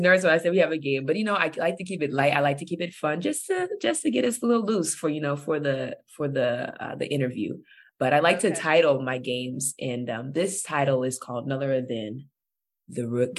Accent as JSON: {"language": "English", "town": "Bakersfield", "region": "California", "country": "United States", "said": "I'm from Bakersfield, so I'm all Cali too."}